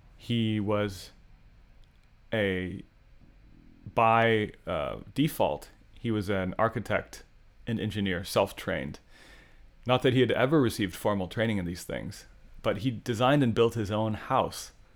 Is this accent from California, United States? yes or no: yes; San Luis Obispo, California, United States; As a young person growing up in San Luis Obispo